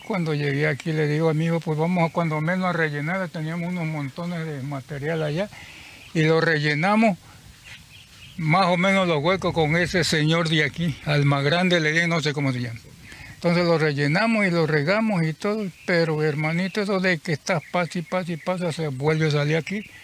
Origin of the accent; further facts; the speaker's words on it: Tabasco, Mexico; moved away as an adult; yo soy de Tabasco, de Tiapa, Tabasco, Tiapa, Tiapa, Tiapa. De ahí vengo yo